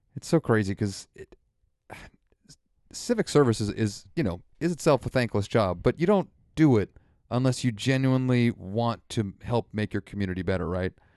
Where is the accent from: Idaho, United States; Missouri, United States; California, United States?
California, United States; Santa Rosa; I was born here in Santa Rosa